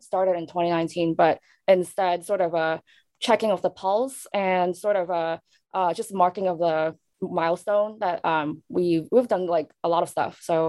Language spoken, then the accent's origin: English; Hong Kong; moved away; I'm somewhere between local, born and raised in Hong Kong, and also somewhere diasporic, but not Asian American.